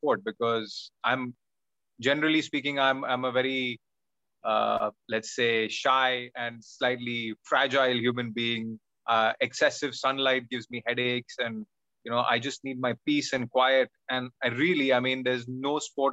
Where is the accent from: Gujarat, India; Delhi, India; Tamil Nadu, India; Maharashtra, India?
Maharashtra, India; Mumbai; I was in Don Bosco in Mumbai, which is very famous for its football team